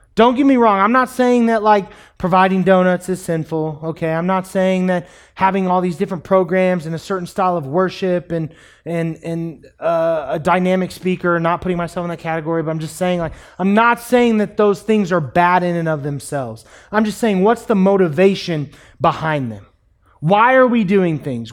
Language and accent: English; United States; we as American Christians